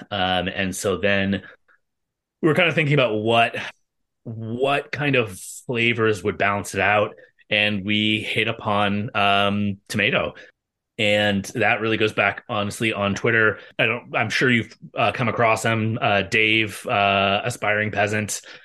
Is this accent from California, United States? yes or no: yes; Bay Area, California, United States; when I was a kid, uh, growing up in the Bay Area